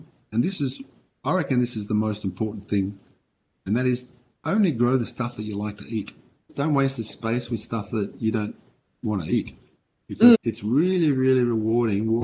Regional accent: Australia; moved away; also born or lived in Denmark; although I'm Australian, I've been living in Denmark for 30 years.

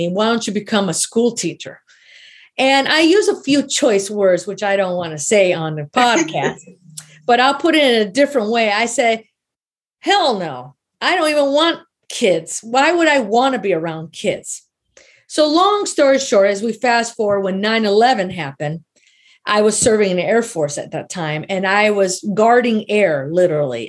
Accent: Chicago, Illinois, United States; moved away as an adult; I'm from Chicago and I'm staying out here in the middle of nowhere

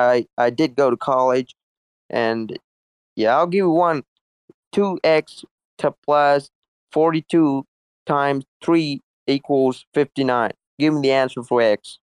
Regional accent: Russia; I'm from Russia. I'm not from America here

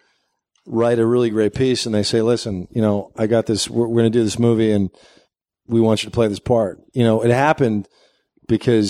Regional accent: New Jersey, United States; moved away as an adult; also born or lived in New York City; I grew up just outside of New York City and in New Jersey. I'm from Jersey.

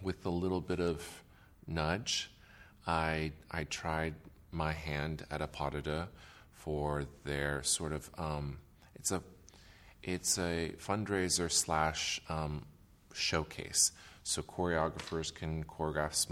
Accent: Marin County, California, United States; also born or lived in Taipei, Taiwan; I was born in Taipei, Taiwan, and my family moved to the United States when I was 5, and we settled in Marin County, California

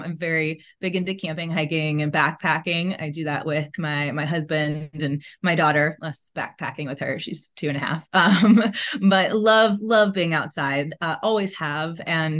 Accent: Midwest, United States; also born or lived in Chicago; I grew up in the Midwest, though, and I lived in Chicago for a decade prior to moving here with my family. So Midwesterner pretty much through and through

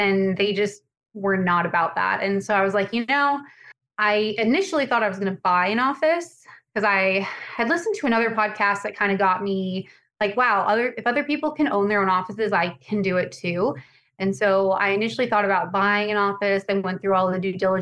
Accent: Montana, United States; moved away as an adult; also born or lived in Las Vegas, Nevada; now in Tampa, United States; I'm from Montana originally

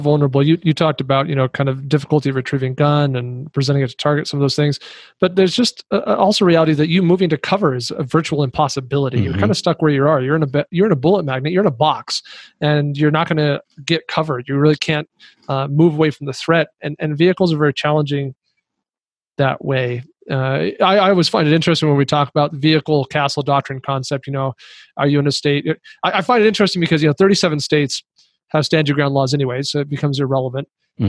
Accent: Kingston, Jamaica; I am from Kingston in Jamaica

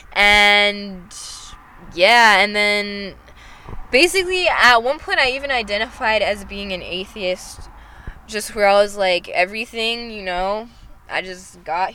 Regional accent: Fort Worth, Texas, United States; moved away; also born or lived in North Carolina; I was born in Fort Worth

